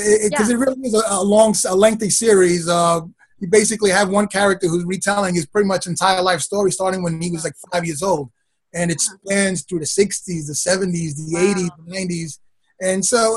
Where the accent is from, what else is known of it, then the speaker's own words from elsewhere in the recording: New York City, New York, United States; also born or lived in Brooklyn, New York; I've been a Queens boy pretty much all my life. I was born in Brooklyn and then moved to Queens. I've been here ever since